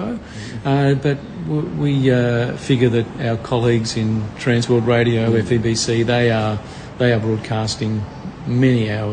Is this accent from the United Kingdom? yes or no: no; Melbourne, Victoria, Australia; I'm from Melbourne, born and bred in Melbourne